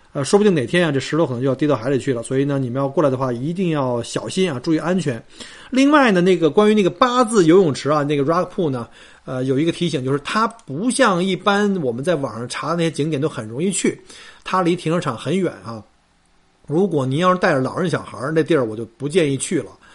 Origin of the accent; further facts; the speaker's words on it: Melbourne, Victoria, Australia; 我们墨尔本人老是以自己是最宜居城市冠军七年哈，呃，自居